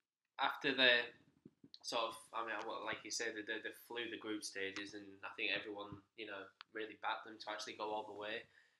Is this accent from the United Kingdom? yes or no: yes; England, United Kingdom; And I know I'm English